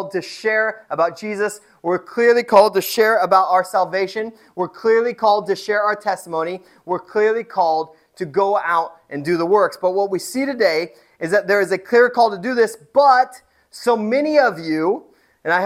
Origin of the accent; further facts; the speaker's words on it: Indiana, United States; moved away; I am from Indiana. I didn't grow up on a farm, but I grew up around farms.